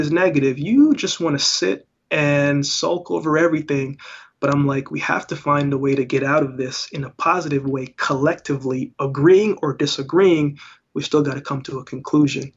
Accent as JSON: {"language": "English", "country": "Canada", "tie": "born or raised there", "also_born_or_lived": "Jamaica", "said": "I was born in Jamaica, but I grew up in Canada"}